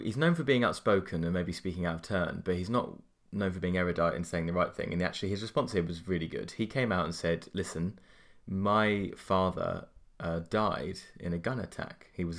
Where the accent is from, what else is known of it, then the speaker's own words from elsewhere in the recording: Watford, East of England, United Kingdom; I was born in England in 1986 in Watford, in the home counties of England, and my affinity with England is about as English as it could be.